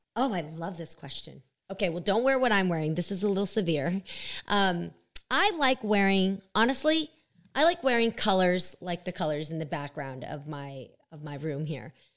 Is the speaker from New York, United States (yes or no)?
no; Bay Area, California, United States; we're from the Bay